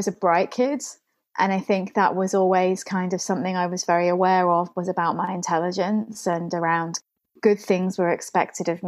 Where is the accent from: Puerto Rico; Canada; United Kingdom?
United Kingdom; England; Where I grew up in England